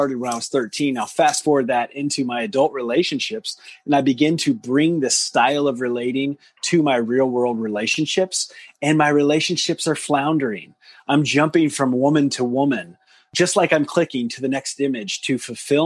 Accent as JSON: {"language": "English", "region": "Deep South", "country": "United States", "tie": "born or raised there", "said": "growing up in the South, in the deep South"}